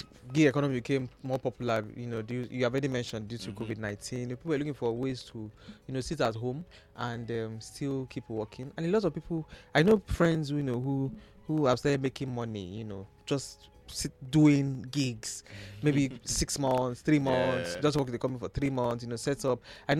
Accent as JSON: {"language": "English", "country": "Nigeria", "said": "I mean, as a Nigerian, why are you doing one job?"}